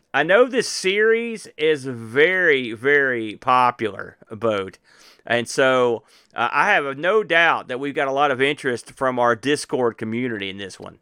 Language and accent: English; United States; as an American